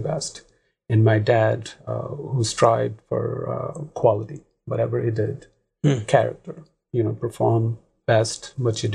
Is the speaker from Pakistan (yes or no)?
yes; Pakistan; moved away as an adult; now in United States; Originally, I'm from Pakistan. Back home, I've been number one in most of the things